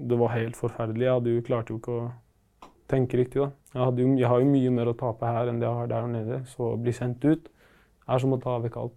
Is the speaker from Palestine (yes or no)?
yes; Palestine; now in Norway; Så greia er at eh, jeg er originalt fra Palestina. Og der er det krig, selvfølgelig, og vi eh, hadde ikke så god råd. Og ja, moren min ville ha et bedre liv for oss, så vi kom til Norge i 2008.